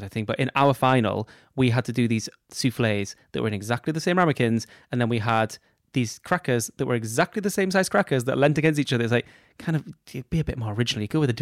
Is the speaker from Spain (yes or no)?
no; United Kingdom; We're British.